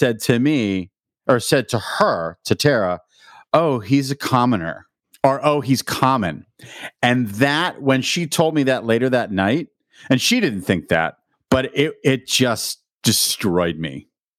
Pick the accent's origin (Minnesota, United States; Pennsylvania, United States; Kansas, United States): Pennsylvania, United States; Pittsburgh; accent: Pittsburgh; Well, I was from Pittsburgh and I had a thick Pittsburgh accent